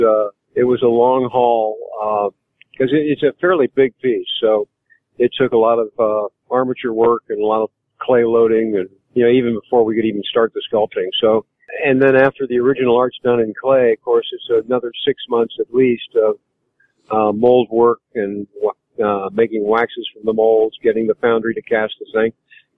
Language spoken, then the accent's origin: English; St. Louis, Missouri, United States; I am. I'm from St. Louis.